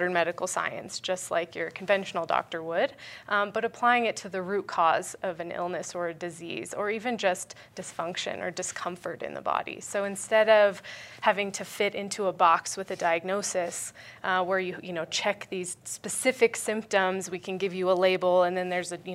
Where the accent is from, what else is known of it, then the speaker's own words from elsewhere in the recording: Vail Valley, Colorado, United States; moved away as an adult; I was born here, so born and raised in the Vail Valley